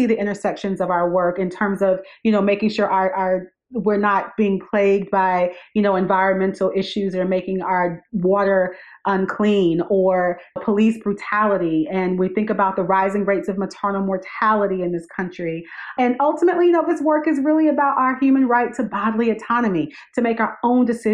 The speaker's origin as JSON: {"language": "English", "town": "Wingate", "region": "North Carolina", "country": "United States", "tie": "born or raised there", "said": "my hometown of Wingate, North Carolina, which is in rural North Carolina."}